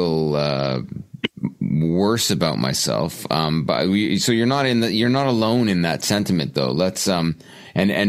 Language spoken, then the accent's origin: English; Canada; I'm Canadian